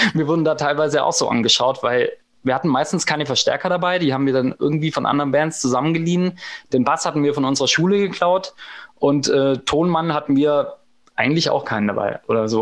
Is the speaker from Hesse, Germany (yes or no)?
no; Eislingen, Baden-Württemberg, Germany; wir sind ja jetzt nicht in Berlin-Kreuzberg oder in ähm, Hamburg-St. Pauli groß geworden, wo es halt eine große Punkrock-Szene gab. Wir kommen aus Eislingen, äh, äh Eislingen an der Filz, aus der Provinz äh, im Schwabenland